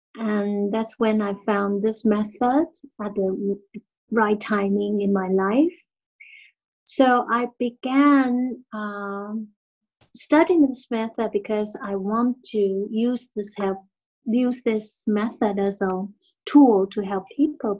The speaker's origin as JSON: {"language": "English", "country": "Taiwan", "said": "I'm from Taiwan"}